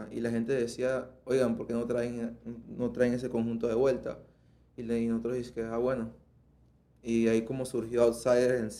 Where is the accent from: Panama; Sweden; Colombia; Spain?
Panama; also born or lived in Chiriquí Province; Ah, yo soy de, Panamá, Panameño, 100%. Sí, panameño, nací en la provincia de Chiriquí